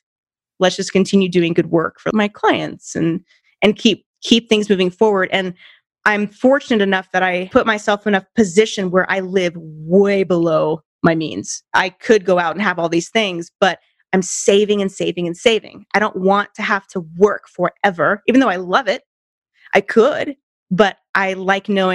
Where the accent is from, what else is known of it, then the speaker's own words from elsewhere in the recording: Santa Cruz Mountains, California, United States; moved away as an adult; now in Colorado, United States; We grew up in the Santa Cruz Mountains, and our hometown